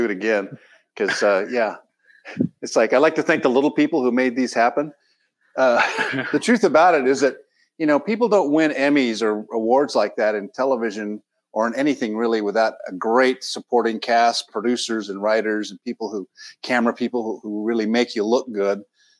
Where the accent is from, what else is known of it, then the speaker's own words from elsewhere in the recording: San Diego, California, United States; now in Los Angeles, United States; I spent a bit of time in San Diego, my hometown, working as a reporter. Got a job at CBS News in New York.